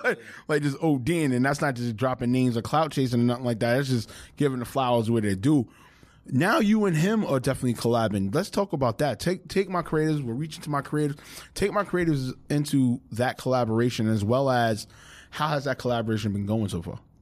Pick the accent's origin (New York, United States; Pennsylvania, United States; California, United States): New York, United States; New York City; we're from New York